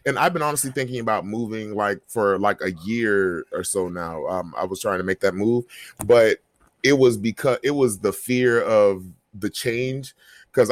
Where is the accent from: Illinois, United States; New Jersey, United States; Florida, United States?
Florida, United States; Jacksonville; my hometown of Jacksonville